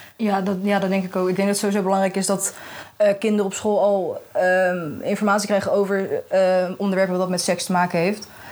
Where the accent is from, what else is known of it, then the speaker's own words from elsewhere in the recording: The Hague, South Holland, Netherlands; Ik kom uit Den Haag